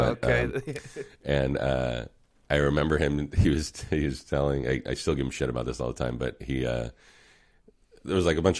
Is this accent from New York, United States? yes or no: no; California, United States; but I grew up in the South, mm-hmm, Bay, like Cupertino, San Jose area.